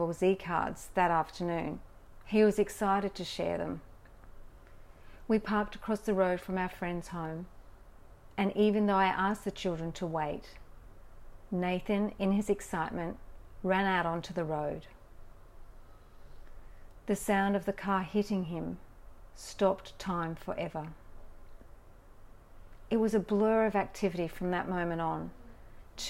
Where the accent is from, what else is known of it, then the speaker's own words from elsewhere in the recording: Australia; Growing up in Australia